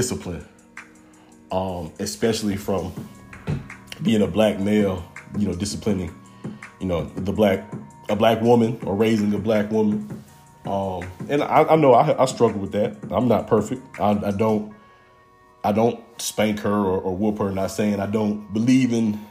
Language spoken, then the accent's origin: English; McDonough, Georgia, United States; also born or lived in East Point, Georgia; I was born in East Point, but I was kind of raised in McDonough, Georgia, which is in Henry County, about 35 minutes south of the city